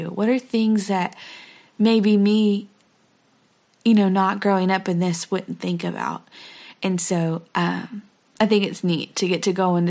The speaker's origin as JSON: {"language": "English", "town": "Silsbee", "region": "Texas", "country": "United States", "said": "We are from Silsbee, Texas"}